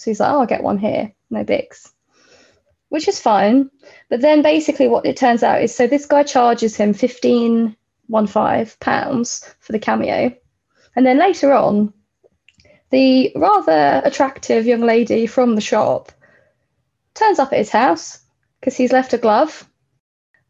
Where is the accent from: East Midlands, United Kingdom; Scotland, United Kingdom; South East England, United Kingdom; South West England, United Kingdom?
South East England, United Kingdom; Kent; I'm from Kent